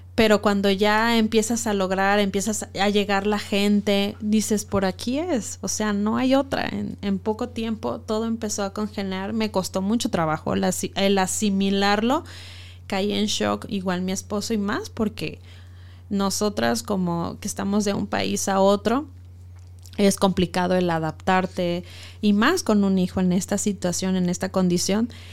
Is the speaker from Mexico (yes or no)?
yes; Mexico; moved away as an adult; also born or lived in Ecuador; Yo soy mexicana, soy activista de los derechos humanos